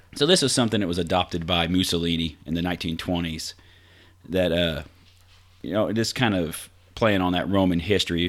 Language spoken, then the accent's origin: English; Vincennes, Indiana, United States; my hometown of Vincennes